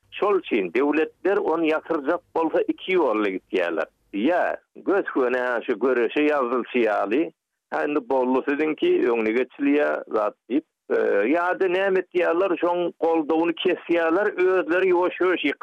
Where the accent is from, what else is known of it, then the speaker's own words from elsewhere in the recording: Turkmen Sahra, Golestan, Iran; men bilişine Türkmen sehradan olsanım